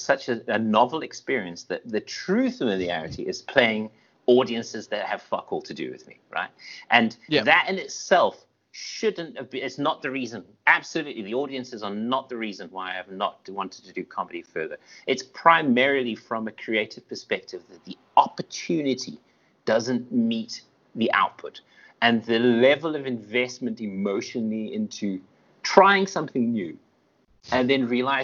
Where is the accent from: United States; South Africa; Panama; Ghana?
South Africa; I'm South African